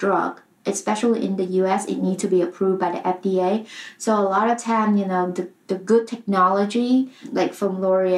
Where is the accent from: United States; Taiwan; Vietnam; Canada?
Vietnam; moved away; I grew up in Vietnam